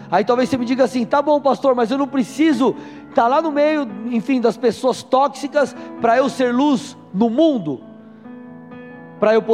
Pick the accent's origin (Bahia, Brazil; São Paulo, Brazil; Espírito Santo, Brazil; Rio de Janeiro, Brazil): São Paulo, Brazil; moved away as an adult; Eu eu sou paulistano, nasci em São Paulo, capital, fiquei até meus 23 anos lá e mudei para o Paraná.